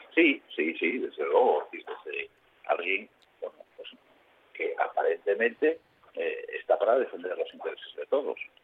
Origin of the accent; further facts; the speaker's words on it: Asturias, Spain; siendo asturianos